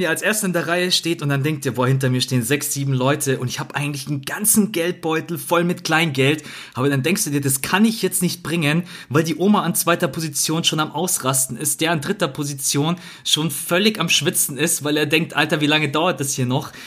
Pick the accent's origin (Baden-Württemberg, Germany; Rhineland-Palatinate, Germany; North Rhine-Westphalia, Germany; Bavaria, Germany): Bavaria, Germany; ich komme jetzt auch aus Bayern